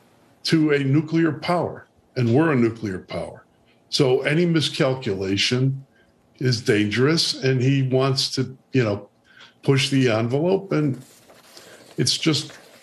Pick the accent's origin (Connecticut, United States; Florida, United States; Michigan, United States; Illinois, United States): Illinois, United States; Chicago; I'm from Chicago.